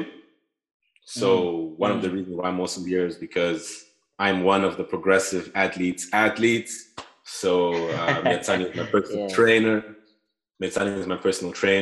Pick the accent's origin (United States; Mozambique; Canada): Mozambique; Maputo; moved away as an adult; also born or lived in Groningen, Netherlands; now in Utrecht, Netherlands; I'm from Mozambique, from Maputo. I'm studying in Holland right now in Utrecht.